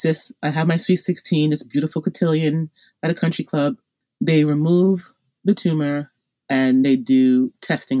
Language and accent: English; Long Island, New York, United States; I'm from Long Island, New York, and I wound up being sent to a hospital, Stony Brook Hospital, not far from my home, on Long Island